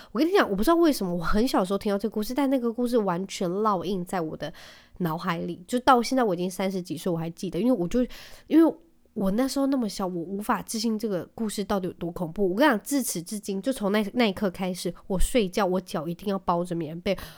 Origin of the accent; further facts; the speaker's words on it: Taiwan; 我在台湾长大